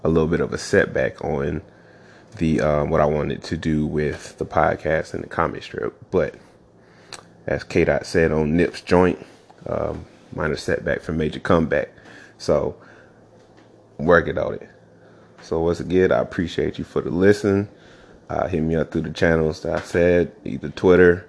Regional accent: the South, United States; moved away as an adult; I'm from the South, of course, born and raised

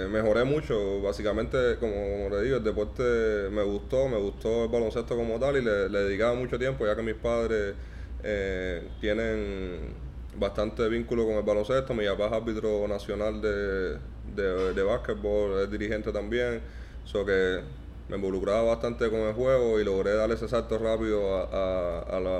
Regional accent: Ranchuelo, Villa Clara, Cuba; born there; nací, exactamente ahí en Santa Clara, en un municipio llamado Ranchuelo.

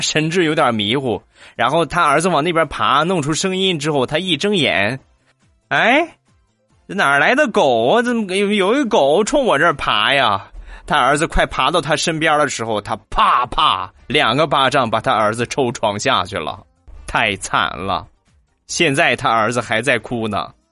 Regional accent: Rizhao, Shandong, China; 我家乡的特产，日照绿茶

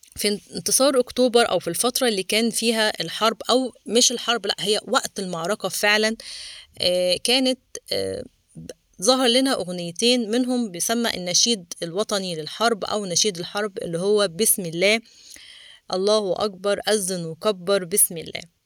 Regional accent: Egypt; احنا مصريين

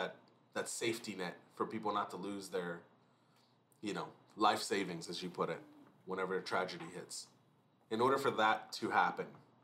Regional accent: United States; Hard to say that as an American.

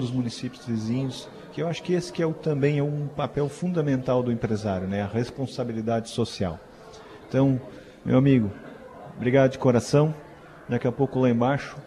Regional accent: Santa Catarina, Brazil; É um produto catarinense

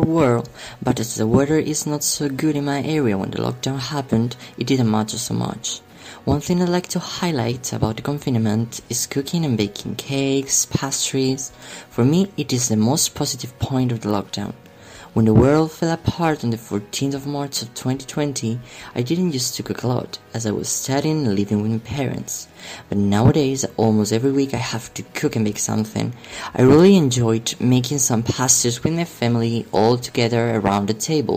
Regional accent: Tarazona, Aragon, Spain; English is a second language; I am from Tarazona, a small city situated right in the middle of three Spanish autonomous communities

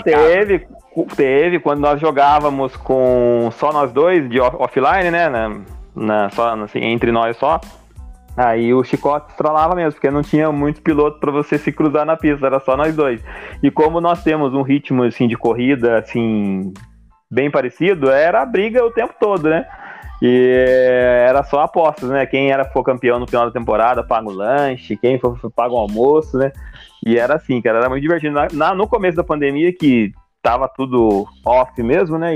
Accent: Taubaté, São Paulo, Brazil; é da minha cidade aqui, nós somos de Taubaté

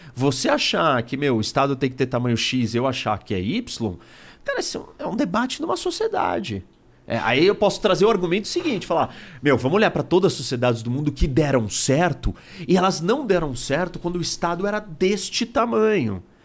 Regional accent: Brazil

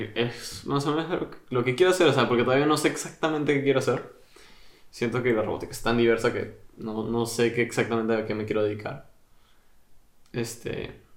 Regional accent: Peru; now in England, United Kingdom; yo vengo de Perú, que gana como dos años seguidos destino culinario mundialmente

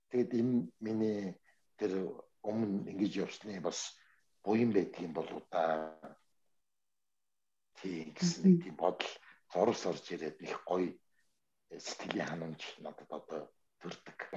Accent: Ulaanbaatar, Mongolia

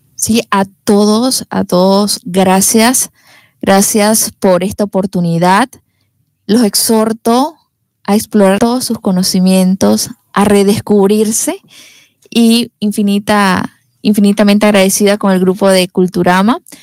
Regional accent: David, Chiriquí, Panama; soy de, soy de acá, de David. Sí, mis padres también. Eh, mi familia es de acá.

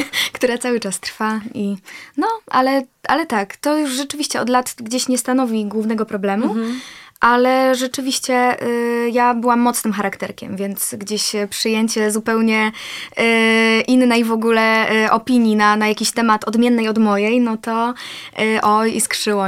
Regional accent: Poland

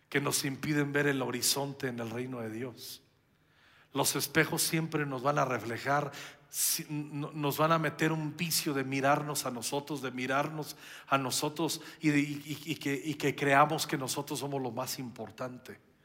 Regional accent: Mexico

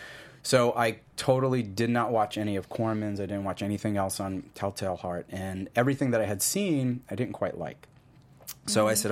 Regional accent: New York City, New York, United States; I'm some kid from Ozone Park, Queens

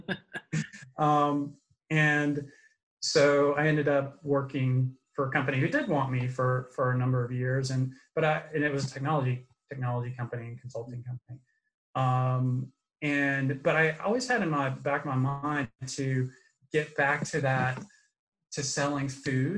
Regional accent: Atlanta, Georgia, United States; also born or lived in North Carolina / Thomaston, Georgia; my mom raised me and my two sisters alone here in Atlanta.

